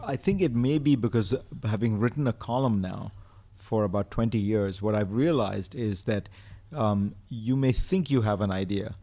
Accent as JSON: {"language": "English", "country": "India", "tie": "born or raised there", "moved": "yes", "said": "when I grew up in India, there was no television until I was ten years old."}